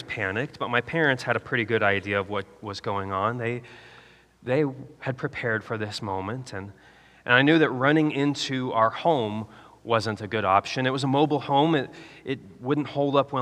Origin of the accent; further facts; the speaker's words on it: Nebraska, United States; When I was a kid growing up in Nebraska